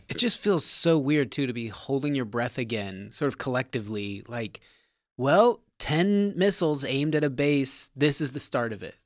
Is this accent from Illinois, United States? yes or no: no; Nevada, United States; I'm from Nevada